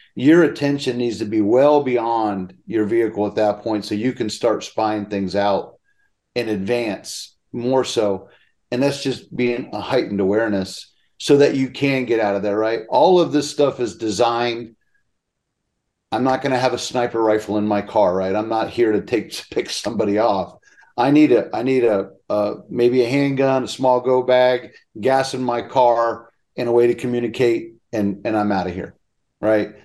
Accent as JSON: {"language": "English", "region": "Pennsylvania", "country": "United States", "tie": "born or raised there", "moved": "yes", "said": "When we were growing up in Pennsylvania, we had five families on one one phone line"}